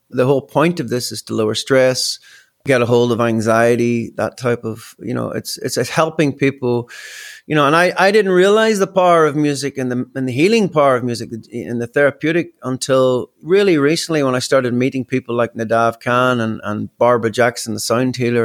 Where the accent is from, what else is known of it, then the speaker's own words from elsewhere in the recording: Belfast, Northern Ireland, United Kingdom; moved away as an adult; also born or lived in Australia; growing up in Belfast